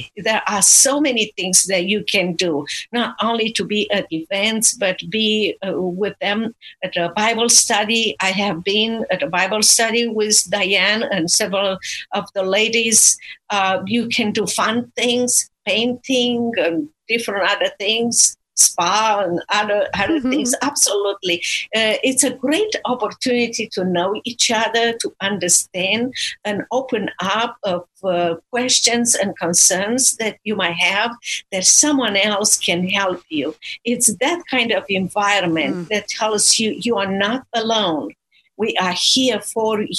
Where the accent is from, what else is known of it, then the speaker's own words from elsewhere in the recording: Romania; moved away as an adult; now in Dallas, United States; I'm originally from Romania, and I was exiled from communist Romania to United States of America